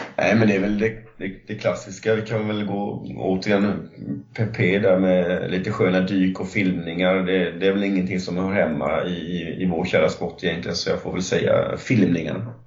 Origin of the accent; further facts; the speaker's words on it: Lindsdal, Kalmar County, Sweden; Jag kommer från Kalmar och eh, 9 kilometer utanför Lindsdal, jag upp, eh, i Lindsdal, är jag uppvuxen.